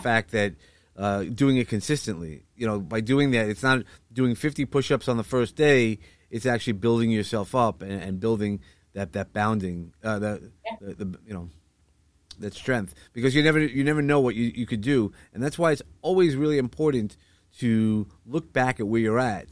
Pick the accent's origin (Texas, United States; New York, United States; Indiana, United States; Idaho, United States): New York, United States; New York City; in Sheepshead Bay where we you know where I grew up